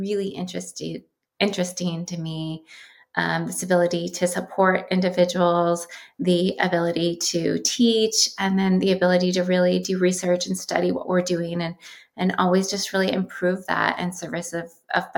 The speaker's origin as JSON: {"language": "English", "town": "Columbus", "region": "Ohio", "country": "United States", "tie": "born or raised there", "moved": "as an adult", "lives_now": "California, United States", "said": "I grew up in Columbus, Ohio"}